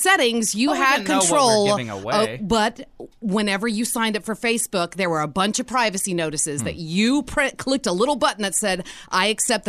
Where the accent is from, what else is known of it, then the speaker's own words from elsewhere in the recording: Louisiana, United States; I'm from Louisiana.